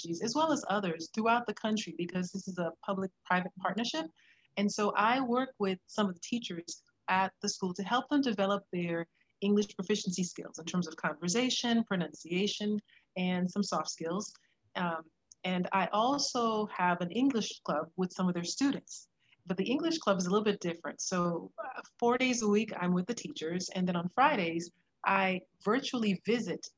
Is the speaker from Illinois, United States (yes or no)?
no; Florida, United States; moved away as an adult; now in Dallas, United States; I was raised in Florida by parents from the island of Haiti.